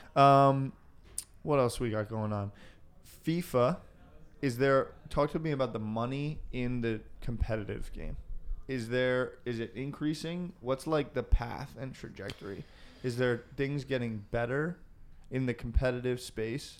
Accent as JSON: {"language": "English", "country": "United States", "said": "As an American, because I grew up, my mother's, um, a firstborn American Danish descent."}